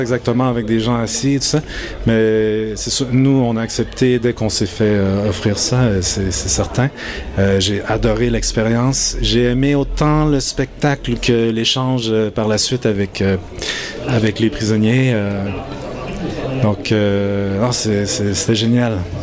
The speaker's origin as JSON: {"language": "French", "country": "Japan", "tie": "born or raised there", "moved": "yes", "lives_now": "Montreal, Canada", "said": "je suis né au Japon d'une mère japonaise d'un père québécois"}